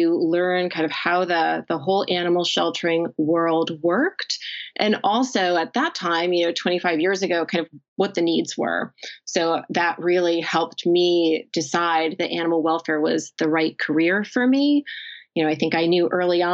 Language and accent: English; New Jersey, United States; my home state of New Jersey